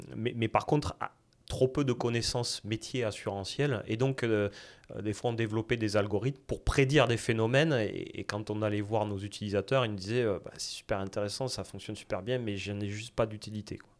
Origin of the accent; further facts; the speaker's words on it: south-west France, France; accent: south-west French; moved away as an adult; now in Montreal, Canada; originaire de France et mon accent, c'est même le sud-ouest de la France.